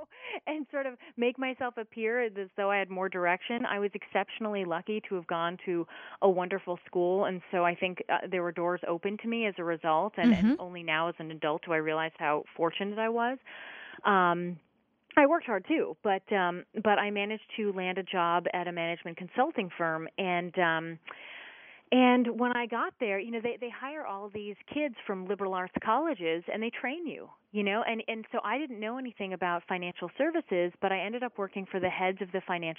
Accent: Short Hills, New Jersey, United States; It was a regular, a wonderful suburban town. My dad worked in the city, and my mom stayed at home and raised us.

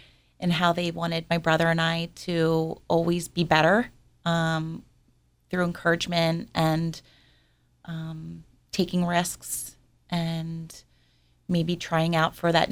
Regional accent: Orland, California, United States; Well, I grew up in Orland with my parents and my brother, Kevin.

